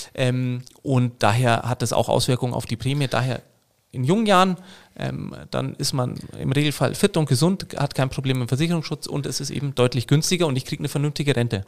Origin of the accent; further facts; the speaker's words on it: Munich, Bavaria, Germany; in München, wo ich herkomme